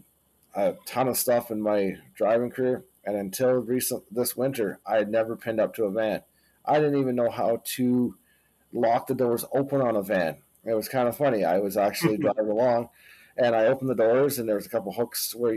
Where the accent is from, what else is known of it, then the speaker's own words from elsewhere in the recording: Canada; My wife and I, we're Canadians.